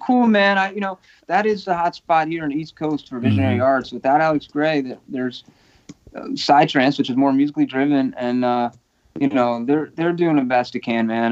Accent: Portugal; now in United States; I was born in Portugal, you know, mm-hmm. um, but I'm a permanent U.S. resident

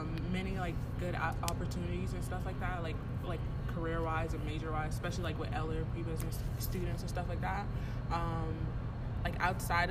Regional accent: Houston, Texas, United States; moved away as an adult; now in Tucson, United States; I'm from Houston, Texas

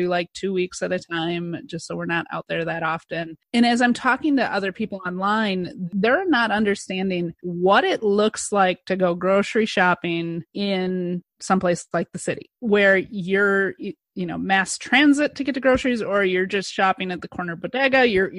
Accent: Madison, Wisconsin, United States; we're a bedroom community as well, but we're right in between Madison and Milwaukee. You know, I grew up in Madison

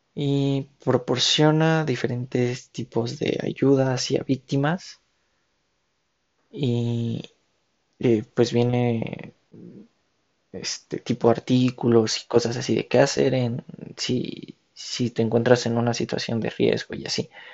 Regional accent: Mexico; como ciudadanos, como mexicanos, como hermanos, hijos de la misma patria

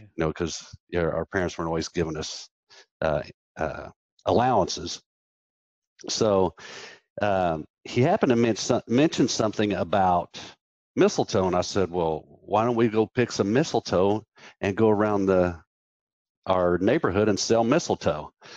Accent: Wichita, Kansas, United States; I was born in Wichita, Kansas

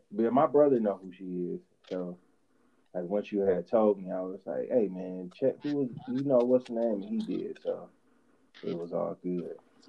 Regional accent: Kingwood, Texas, United States; I'm from the King area, Kingwood, so. We I had went to that elementary school over here

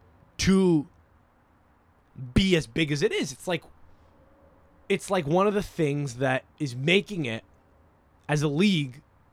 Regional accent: England, United Kingdom; Just feeling like, yeah, man, I'm English. England is really cool right now. Everyone loves England for our, you know, our exports.

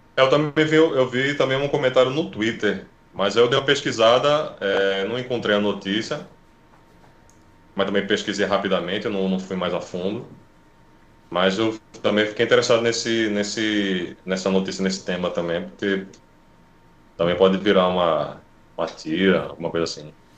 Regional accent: Recife, Pernambuco, Brazil; eu sou de, de Recife

